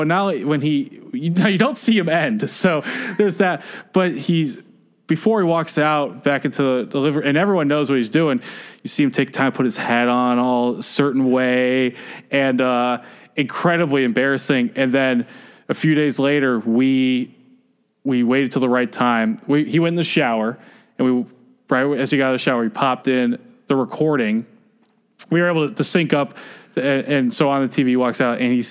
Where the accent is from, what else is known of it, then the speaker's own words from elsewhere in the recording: the South, United States; also born or lived in Midwest; now in Washington, DC, United States; I'm not from the East Coast. I'm from the South